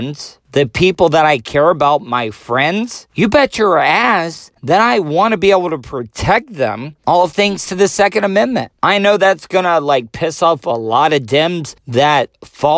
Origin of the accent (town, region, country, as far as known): United States